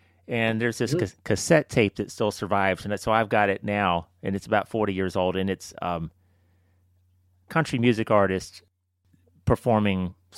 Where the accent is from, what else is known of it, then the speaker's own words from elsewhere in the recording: Birmingham, Alabama, United States; also born or lived in Chicago / Northern Virginia / Florence, Alabama; You know, we moved from Chicago to Northern Virginia to Florence, Alabama. That was a culture shock. Mm-hmm. Then to Birmingham.